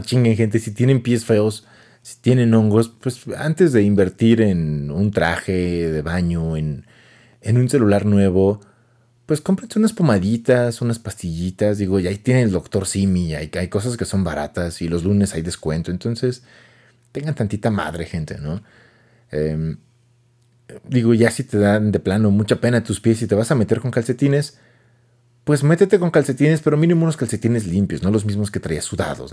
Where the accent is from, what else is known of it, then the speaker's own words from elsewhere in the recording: Mexico City, Mexico; accent: chilango; now in Hidalgo, Mexico; Yo, soy de la sede de México, nací allá y crecí allá